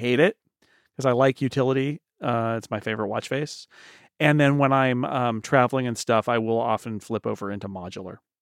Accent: United States; I'm from the United States

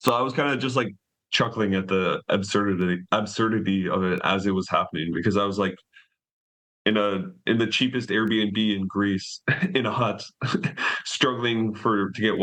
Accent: Canada; moved away as an adult; I'm Canadian

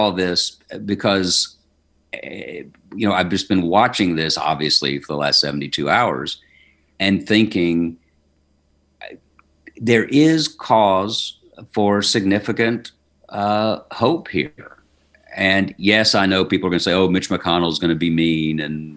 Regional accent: the South, United States; I'm a Southerner.

